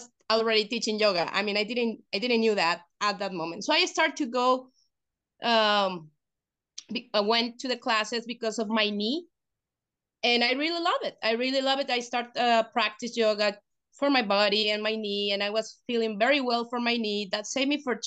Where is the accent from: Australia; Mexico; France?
Mexico; the students that we are from Mexico